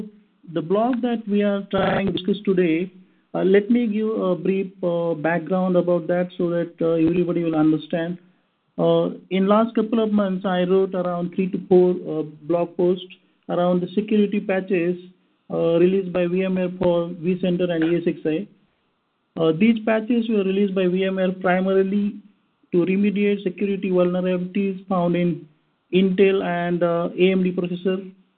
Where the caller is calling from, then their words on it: India; I am calling in from India, which is exactly opposite time zone compared to PST.